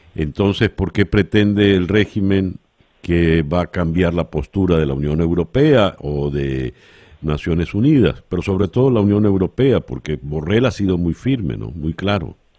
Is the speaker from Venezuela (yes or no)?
yes; Venezuela; como venezolano